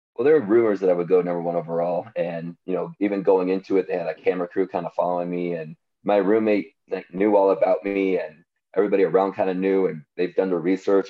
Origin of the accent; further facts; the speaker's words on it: San Diego, California, United States; growing up in San Diego